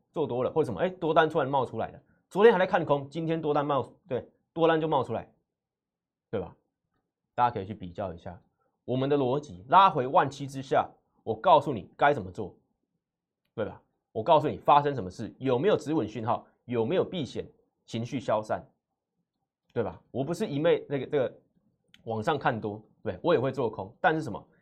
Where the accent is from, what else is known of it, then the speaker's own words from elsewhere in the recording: Taiwan; 我来自外资花旗，所以我看待台股解盘分析